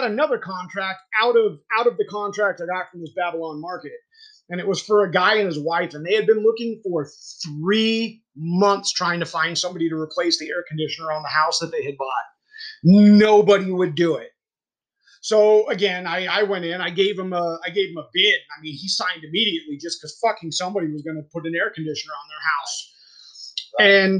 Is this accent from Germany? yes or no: yes; Germany; born there; I was born in Germany, so I guess that says a lot.